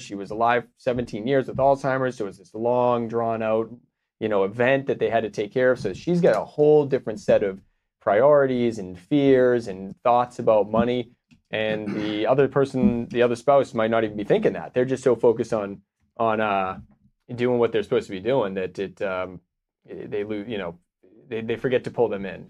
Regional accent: Boston, Massachusetts, United States; moved away as an adult; now in Austin, United States; I'm from Boston.

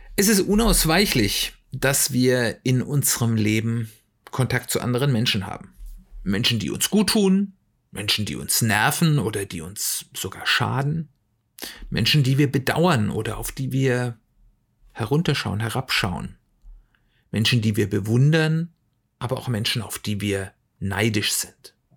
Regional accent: Germany; wir als Deutsche

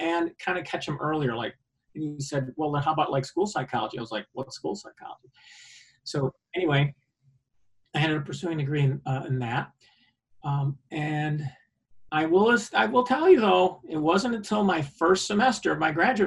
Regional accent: Liverpool, New York, United States; I grew up in central New York, Syracuse area, Onondaga County. I grew up in Liverpool

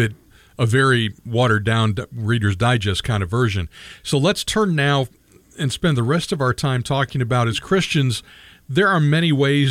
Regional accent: Michigan, United States; And the town I grew up in Michigan, I think they did that too

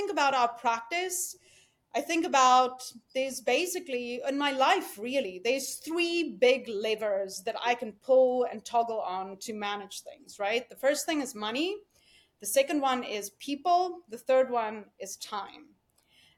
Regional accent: South Africa; moved away as an adult; now in United States; I came here from South Africa

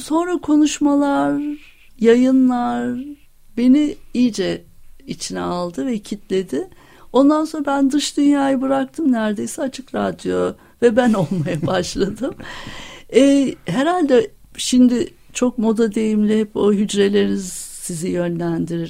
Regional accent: Istanbul, Turkey; moved away as an adult; also born or lived in Ankara; aslında İstanbulluyum.

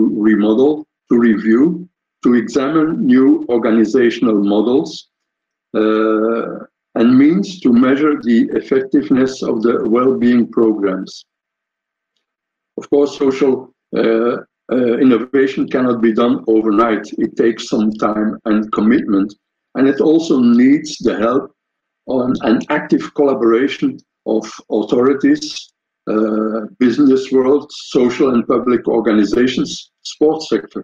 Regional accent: Belgium; I'm from Belgium, coming from Belgium

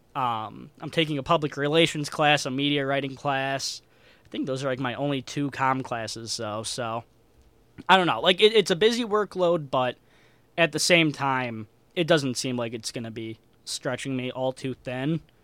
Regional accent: Chicago, Illinois, United States; moved away as an adult; now in Davenport, United States; I'm from Chicago

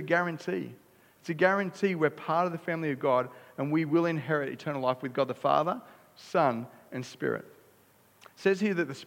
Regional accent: Australia; I'm an Aussie too.

